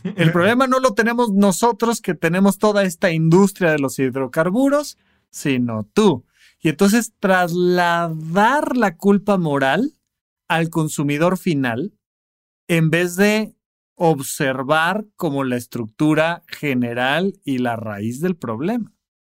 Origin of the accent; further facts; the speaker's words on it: Almoloya de Juárez, State of Mexico, Mexico; Cuando yo crecí allá en Almoloya de Juárez, cuando yo era niño